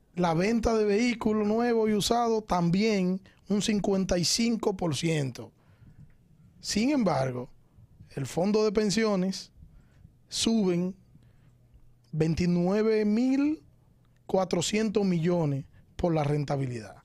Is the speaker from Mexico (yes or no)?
no; Santo Domingo Este, Distrito Nacional, Dominican Republic; Como ciudadano de Santo Domingo Este, yo soy de Santo Domingo Este.